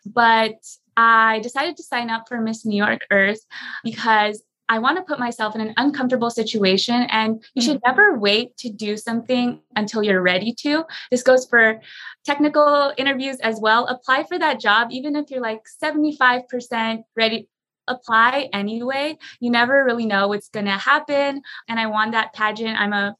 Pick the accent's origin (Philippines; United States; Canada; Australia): Philippines; being Filipino, our national dish is chicken adobo.